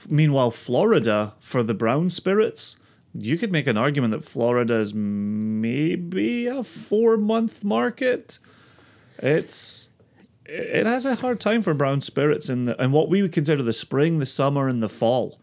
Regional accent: Scotland, United Kingdom; I'm Scottish

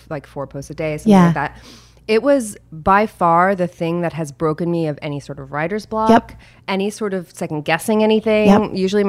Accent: Kentucky, United States; now in New York City, United States; I grew up in Kentucky

